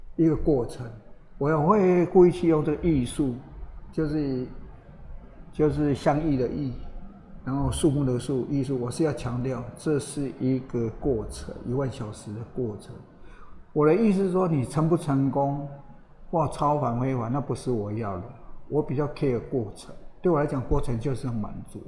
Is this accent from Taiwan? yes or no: yes; Taiwan; 里面只有我一个台湾的